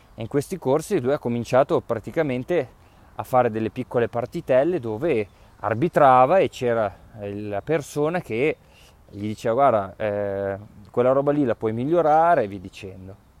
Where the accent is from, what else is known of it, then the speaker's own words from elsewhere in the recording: Piedmont, Italy; come diciamo noi dalle mie parti in, in, in Piemonte